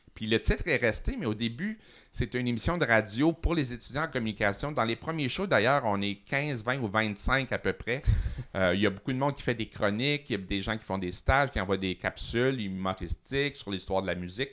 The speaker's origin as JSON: {"language": "French", "town": "Montreal", "region": "Quebec", "country": "Canada", "tie": "born or raised there", "also_born_or_lived": "Matane", "said": "j'ai fait presque toute mon école à Montréal, mais en disant toujours que je venais de Matane"}